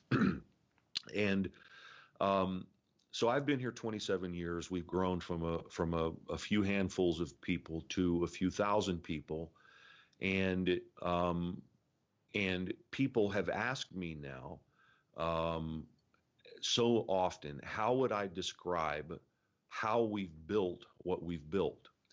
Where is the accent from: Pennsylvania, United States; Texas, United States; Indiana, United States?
Indiana, United States; moved away; born and raised in Indiana